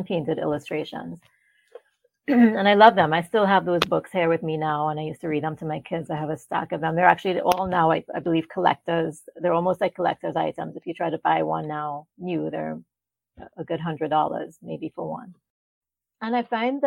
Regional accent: Trinidad & Tobago; moved away as an adult; now in United States; I was born in Trinidad, which is where my great-grandparents, you know, so they moved into the West Indies, Trinidad being one of them. And so that's where I was born and that's where I'm from

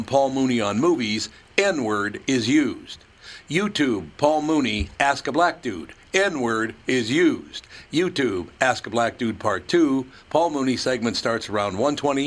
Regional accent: Minneapolis, Minnesota, United States; also born or lived in Grand Forks, North Dakota; I'm a kid from North Minneapolis. I've never lived outside of North Minneapolis at that time in my life

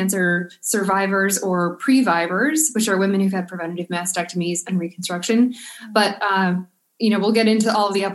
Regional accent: Buffalo, New York, United States; now in Providence, United States; I'm from Buffalo, New York, so Providence winters seem sort of mild to me

